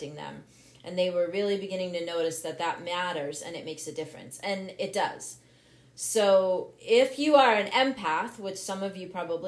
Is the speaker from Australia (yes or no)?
no; Massachusetts, United States; moved away as an adult; now in Vermont, United States; I'm now in Vermont, but I grew up in Massachusetts. 36 years in Massachusetts.